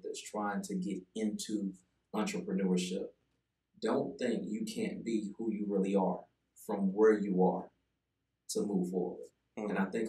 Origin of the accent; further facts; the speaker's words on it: Greenville, South Carolina, United States; also born or lived in Charlotte, North Carolina; Originally from Greenville, but right now I'm transitioning back and forth from Charlotte to Greenville.